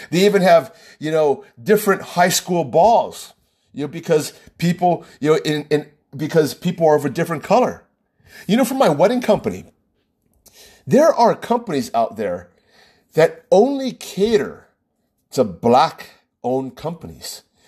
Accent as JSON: {"language": "English", "country": "United States", "said": "My own people, I'm American"}